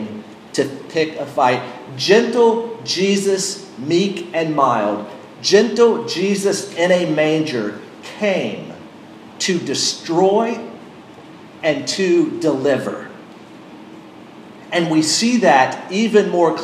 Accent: Western North Carolina, United States; born or raised there

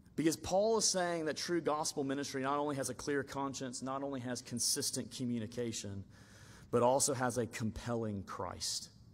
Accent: Alabama, United States; I grew up in Alabama and we would go deep sea fishing a lot

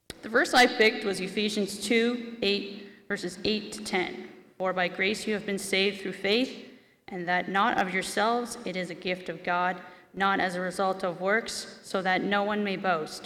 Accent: Dundrell, Ontario, Canada; I grew up in Dundrell

